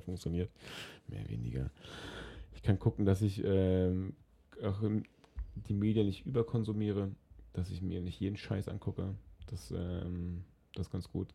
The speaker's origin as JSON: {"language": "German", "region": "Berlin", "country": "Germany", "tie": "born or raised there", "said": "In Berlin, in meiner Heimatstadt"}